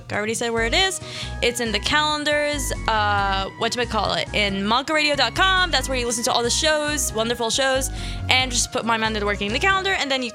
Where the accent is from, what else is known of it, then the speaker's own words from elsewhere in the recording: Philadelphia, Pennsylvania, United States; also born or lived in Sharjah, United Arab Emirates; I was born in Philly, 5 years. Went there for 6 years to kind of, you know, practice my religion, practice my language. And then I came here when I was like going to be sixth grade